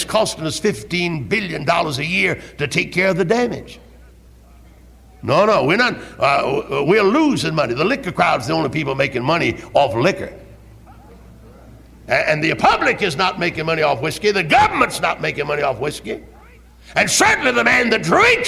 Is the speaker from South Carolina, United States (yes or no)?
yes; Greenville, South Carolina, United States; I was from Greenville